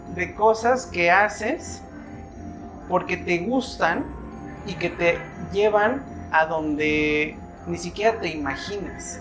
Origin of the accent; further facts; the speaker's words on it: Acatlipa, Morelos, Mexico; moved away; estoy regresando a mi pueblo querido, a mi Acatlipa